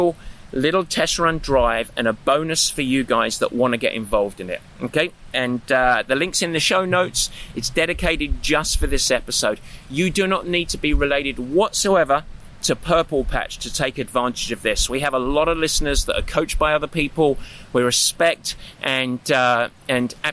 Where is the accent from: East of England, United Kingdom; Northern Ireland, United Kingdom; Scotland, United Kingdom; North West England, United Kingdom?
East of England, United Kingdom; Southend-on-Sea; now in United States; I grew up on the east side of London in Essex, a town called Southend